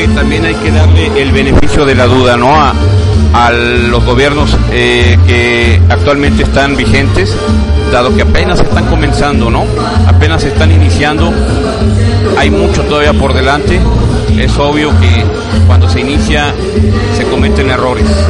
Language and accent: Spanish; Jalisco, Mexico; como mexicano, como eh, jalisciense, como periodista